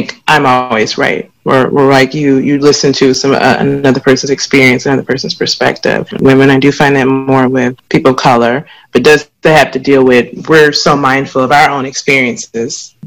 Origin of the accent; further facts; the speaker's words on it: the South, United States; me growing up as a woman in the South, as a Black woman in the South